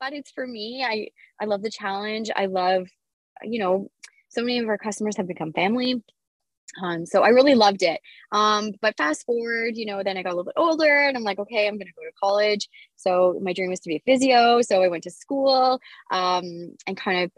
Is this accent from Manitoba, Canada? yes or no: no; Kapuskasing, Ontario, Canada; I grew up in Cap Skasing